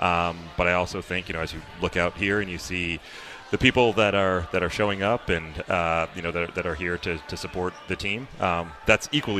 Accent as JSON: {"language": "English", "region": "Connecticut", "country": "United States", "tie": "born or raised there", "said": "And I grew up in Connecticut. I was on kind of the cusp of the New York and Boston boundary."}